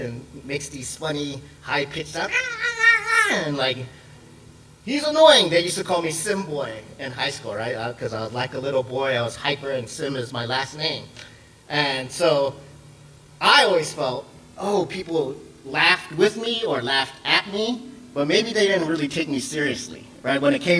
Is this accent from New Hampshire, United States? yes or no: no; Seattle, Washington, United States; also born or lived in Hawaii / Samoa / Los Angeles / Texas; I was born in Hawaii, then we moved to Samoa, then we went to LA, then we went to Texas, then Georgia, and then Washington. And then within Washington, we moved around a lot. But I would say my hometown is Seattle.